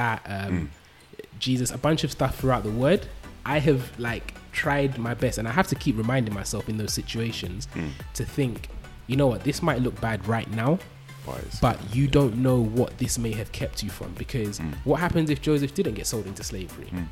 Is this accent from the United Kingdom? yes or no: yes; London, United Kingdom; I grew up in London.